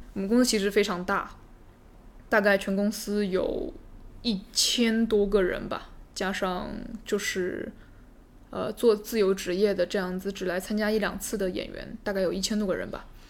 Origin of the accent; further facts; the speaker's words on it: Nanchang, Jiangxi, China; accent: southern accent mixed with northern; moved away as an adult; also born or lived in northern China; now in United States; 我是一个从小生长在南昌的这么一个南昌人，就是我有很重的南方口音，再加上我在北方上的大学，上的本科，那么我又有这个北方的口音，所以我说话呢就是一个南北结合